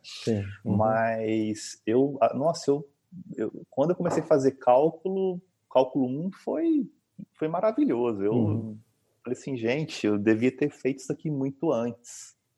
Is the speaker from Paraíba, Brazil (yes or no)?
no; Maringá, Paraná, Brazil; moved away as an adult; also born or lived in Boa Esperança, Paraná; now in Uberaba, Brazil; sou nascido fora, mas sou praticamente criado em Maringá.